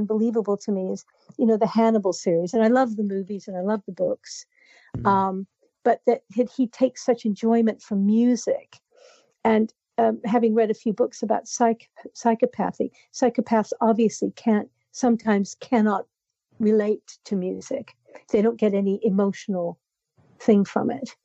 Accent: Canada; I'm Canadian

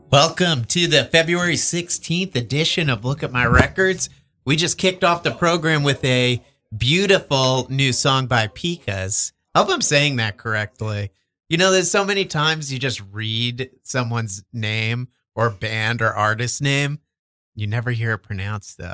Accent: Verona, New Jersey, United States; I'm from Verona, like Montclair oh, area.

